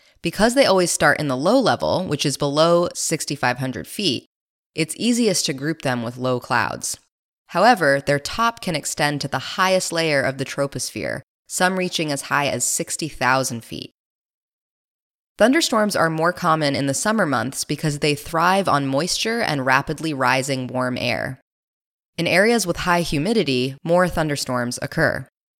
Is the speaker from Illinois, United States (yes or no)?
no; Iowa, United States; I grew up in Iowa, which is part of Tornado Alley, a collection of states where tornado activity is higher than the rest of the U.S.